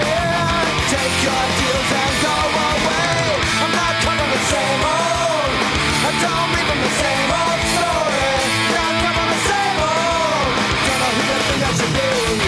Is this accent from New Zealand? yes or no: no; Canada; growing up in Canada